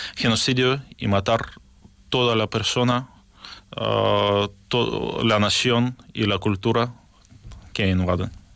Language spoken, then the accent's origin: Spanish; Ukraine; la guerra que, que sufren en mi país, de, de, todos los sufrimientos de, nuestra gente, eh, tanto en Ucrania